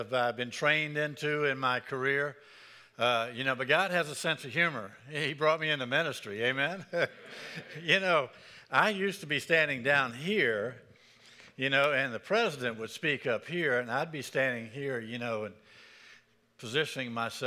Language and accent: English; Pensacola, Florida, United States; moved away; also born or lived in Birmingham; I grew up in Pensacola, Florida